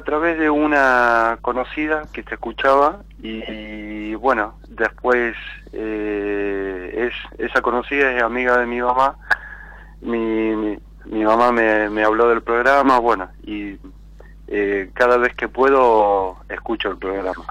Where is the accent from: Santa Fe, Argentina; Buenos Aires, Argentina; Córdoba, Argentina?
Santa Fe, Argentina; Rosario; De Rosario